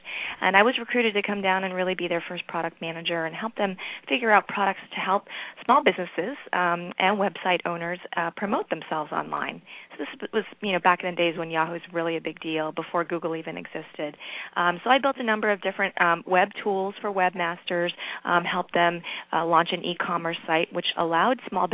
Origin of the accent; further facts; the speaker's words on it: East Coast, United States; moved away as an adult; also born or lived in Seattle; now in Silicon Valley, United States; I'm originally from the East Coast, and I've been in Silicon Valley for the last 18 years.